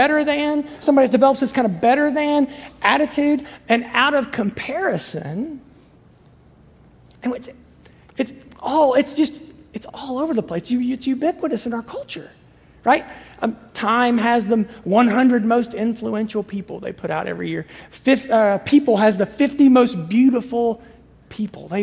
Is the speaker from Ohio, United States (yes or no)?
yes; Southern Ohio, United States; I'm from Southern Ohio